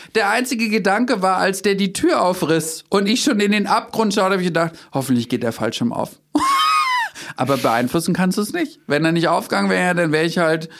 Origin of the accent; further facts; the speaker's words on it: Berlin, Germany; wir leben leben in Berlin, ich bin Berliner